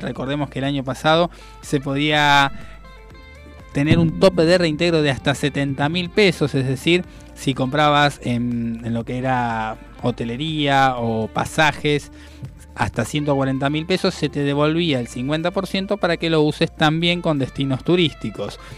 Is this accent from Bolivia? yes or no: no; Argentina; soñamos como argentinos